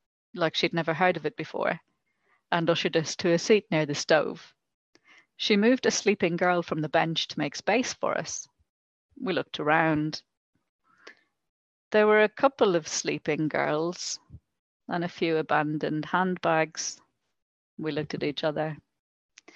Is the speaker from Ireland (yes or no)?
yes; Ireland; moved away; I'm Irish.